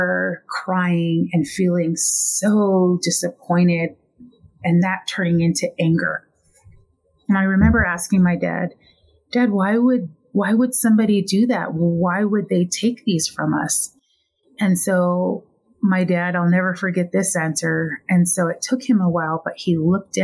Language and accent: English; Lapwai, Idaho, United States; now in Flagstaff, United States; Originally, I am from Lapway, Idaho, in a Nez Perce reservation